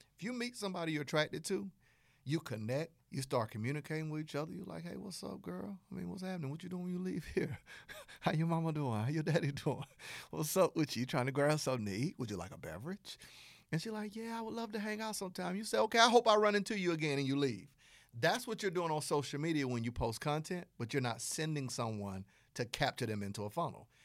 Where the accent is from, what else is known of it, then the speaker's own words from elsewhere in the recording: Southern United States, United States; accent: Southern; my Southern accent